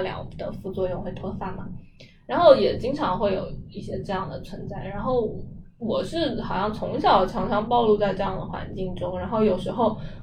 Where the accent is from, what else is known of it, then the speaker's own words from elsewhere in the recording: China; 甚至包括我们中国人好像会有的那种